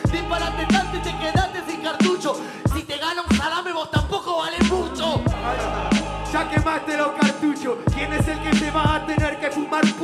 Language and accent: Spanish; Buenos Aires, Argentina; yo soy de Buenos Aires, donde hay buenos cypher